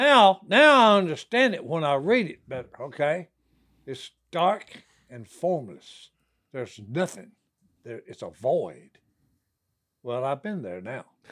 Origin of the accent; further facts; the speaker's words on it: Dixie, Louisiana, United States; we had a pond where we grew up in Dixie, Louisiana. It was in Blanchard